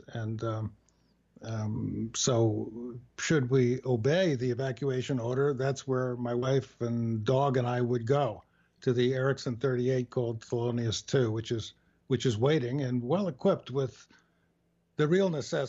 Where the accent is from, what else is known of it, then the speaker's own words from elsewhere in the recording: New York, United States; You know, I'm from the East originally, and I grew up sailing, and it seemed like you would be in another country in one day's sail from the New York area